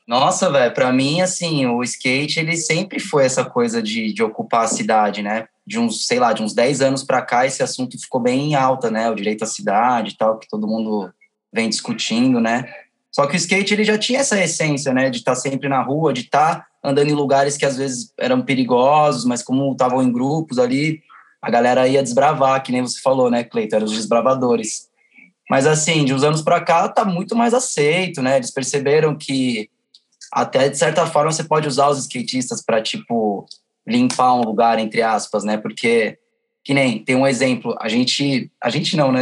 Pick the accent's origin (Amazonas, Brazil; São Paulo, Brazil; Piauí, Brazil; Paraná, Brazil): São Paulo, Brazil; sou da Zona Norte